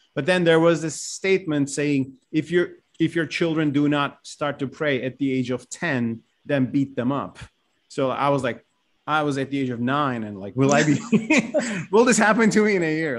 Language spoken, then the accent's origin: English; Turkey; also born or lived in Ankara / Istanbul; I grew up in Turkey, and as you said, I mean, I grew up in Ankara, later Istanbul